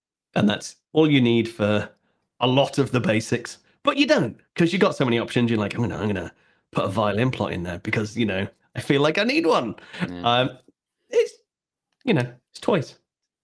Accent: Liverpool, North West England, United Kingdom; I grew up in the on the mean streets of Liverpool, over in the Wirral

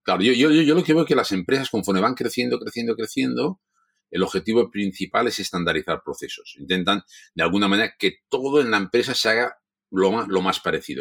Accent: Catalonia, Spain; como catalanes, como, como gente que nos gusta el dinero

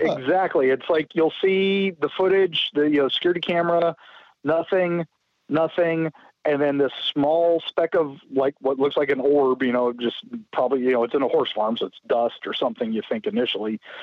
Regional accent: St. Petersburg, Florida, United States; St. Petersburg, my hometown

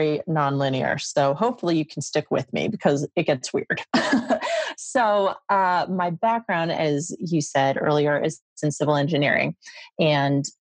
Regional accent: Midwest, United States; moved away as an adult; also born or lived in Las Vegas; I was from the Midwest

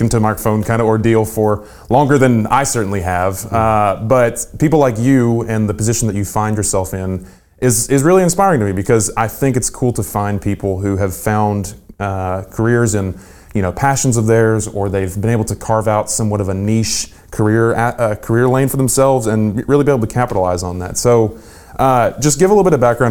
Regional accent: United States; also born or lived in Chattanooga, Tennessee; My hometown is about an hour up the road

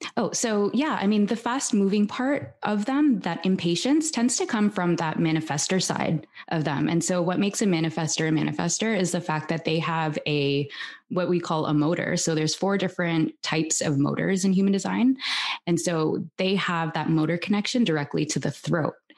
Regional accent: Toronto, Ontario, Canada; now in Barcelona, Spain; I'm originally from Toronto and I'm currently living in Barcelona with my husband and my daughter

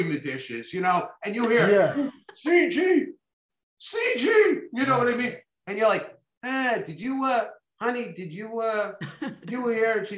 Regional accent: New York City, New York, United States; I'm a little Jewish boy from Flatbush, you know, public school kid, you know, all, I went to PS 217

